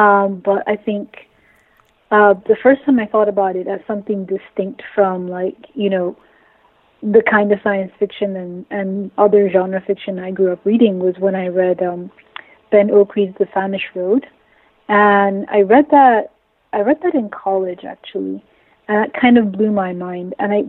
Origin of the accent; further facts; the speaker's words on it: Nigeria; I'm a writer and editor. I'm Nigerian. I live in Nigeria right now.